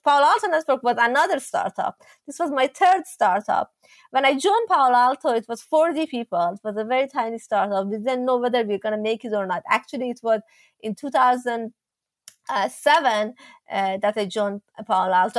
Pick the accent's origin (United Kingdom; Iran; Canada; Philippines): Iran; moved away; when I was growing up in Iran